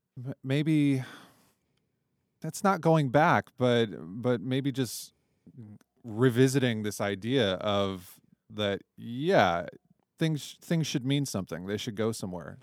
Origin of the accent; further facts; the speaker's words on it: Toledo, Ohio, United States; also born or lived in Arizona / Houston; now in China; I grew up in Toledo, Ohio